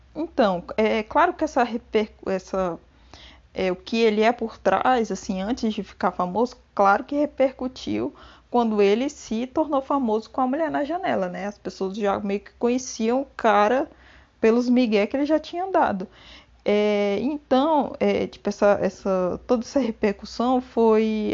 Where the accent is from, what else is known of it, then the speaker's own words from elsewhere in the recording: Brazil; nós brasileiros podemos falar igual portugueses